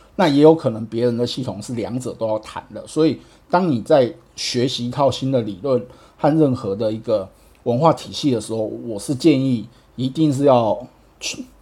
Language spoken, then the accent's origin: Chinese; Taiwan; 因为我是台湾来的